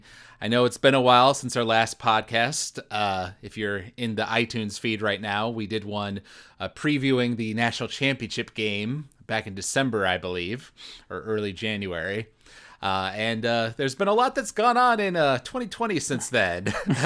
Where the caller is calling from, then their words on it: Los Angeles, California, United States; I'm broadcasting from Los Angeles, California, while Dad is in the Upper Peninsula of Michigan at the moment in his RV.